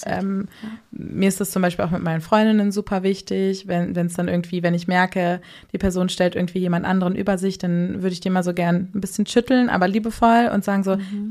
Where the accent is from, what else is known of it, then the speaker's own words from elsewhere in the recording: Hamburg, Germany; Bin gebürtige Hamburgerin, 27 Jahre alt.